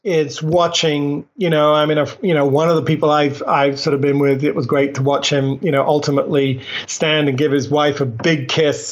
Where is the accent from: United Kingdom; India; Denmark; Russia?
United Kingdom; England; moved away; I grew up in England, so I have some strange expressions